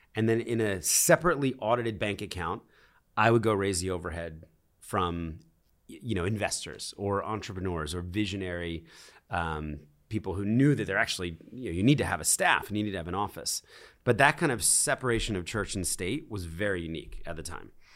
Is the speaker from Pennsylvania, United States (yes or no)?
yes; Philadelphia, Pennsylvania, United States; moved away; also born or lived in New York City; I was born in Philadelphia. I was raised in a very conservative Christian home